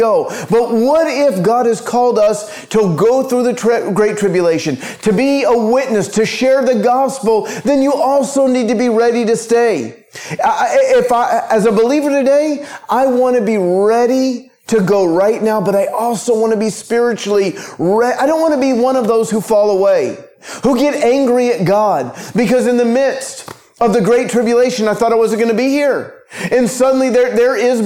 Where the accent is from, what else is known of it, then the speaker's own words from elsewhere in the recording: United States; now in Israel; I'm in Israel, but because I'm American by birth